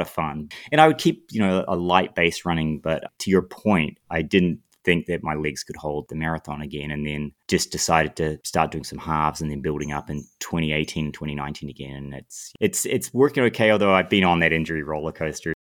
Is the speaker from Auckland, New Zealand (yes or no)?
no; Lower Hutt, Wellington, New Zealand; moved away as an adult; now in United States; I grew up in, in New Zealand